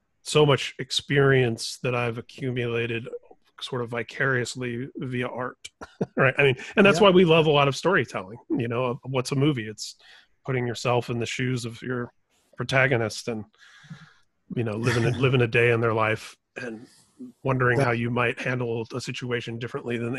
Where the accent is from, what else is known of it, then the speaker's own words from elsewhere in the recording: Indiana, United States; as a Irish Catholic kid who grew up in Indiana